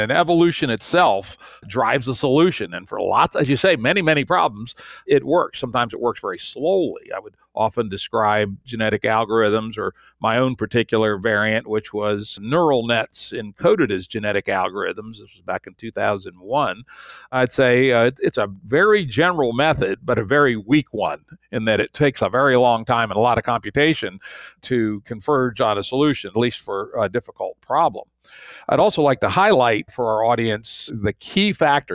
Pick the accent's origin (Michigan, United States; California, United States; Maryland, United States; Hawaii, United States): Maryland, United States; in Maryland, again, my home state